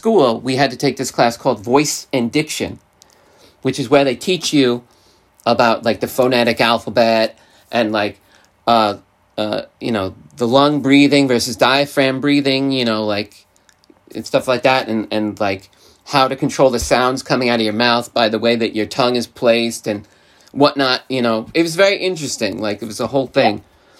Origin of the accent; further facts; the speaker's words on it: New York, United States; they would be like, where are you from? And I'd be like, I'm from New York. And they'd be like, you don't sound like you're from New York.